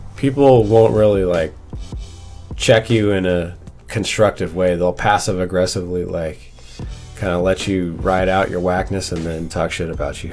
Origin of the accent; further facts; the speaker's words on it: Bellevue, Washington, United States; also born or lived in Seattle; I, I grew up in Bellevue